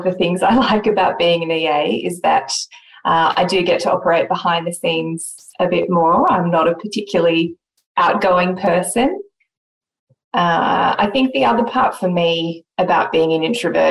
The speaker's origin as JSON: {"language": "English", "town": "Sydney", "region": "New South Wales", "country": "Australia", "tie": "born or raised there", "said": "Growing up in Sydney on the East Coast"}